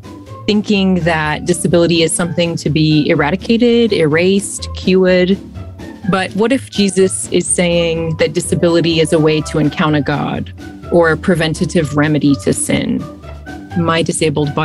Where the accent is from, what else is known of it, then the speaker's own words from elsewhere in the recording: Australia; moved away; also born or lived in London; I'm originally from Australia. And I've also lived in London